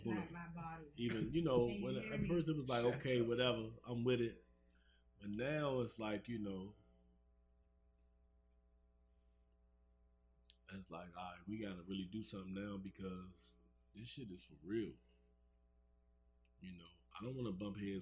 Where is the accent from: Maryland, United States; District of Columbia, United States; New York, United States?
District of Columbia, United States; Washington; I grew up in Southeast. Yeah, I'm from DC.